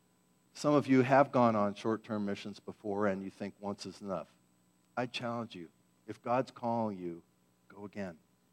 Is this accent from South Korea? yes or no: no; Philippines; Growing up in the Philippines, she was known to me as Aunt Joanne.